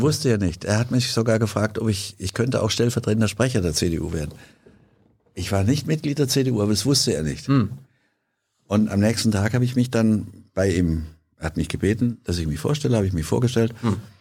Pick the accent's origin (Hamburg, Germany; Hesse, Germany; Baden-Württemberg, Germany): Hesse, Germany; Hanau; meine Heimatstadt, damals die Stadt meiner Eltern Hanau